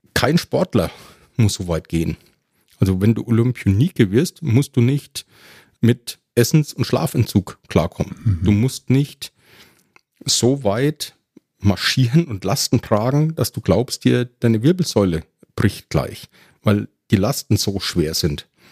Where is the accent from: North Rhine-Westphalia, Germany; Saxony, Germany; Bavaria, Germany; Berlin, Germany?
Bavaria, Germany; Ebern; accent: Franconian rolled R; moved away; in meiner Heimatgemeinde in Franken. Äh, man hört es ja auch an meinem rollenden R. In Ebern